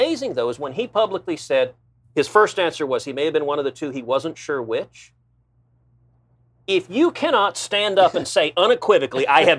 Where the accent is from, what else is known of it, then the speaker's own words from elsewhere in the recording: Houston, Texas, United States; I grew up in Houston.